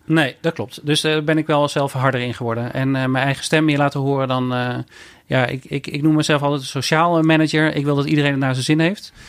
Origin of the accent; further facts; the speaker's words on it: Eindhoven, North Brabant, Netherlands; ik ben opgegroeid in Eindhoven